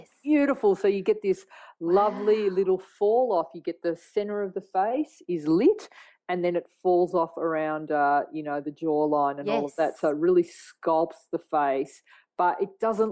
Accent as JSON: {"language": "English", "country": "Australia", "said": "I'm a photographer from Australia"}